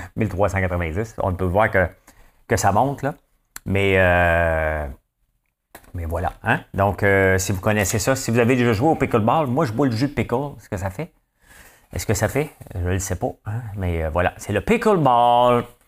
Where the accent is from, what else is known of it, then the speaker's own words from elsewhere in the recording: Gatineau, Quebec, Canada; je viens de Hall, OK? Euh, Gatineau, ça n'existe pas pour moi, je viens de Hall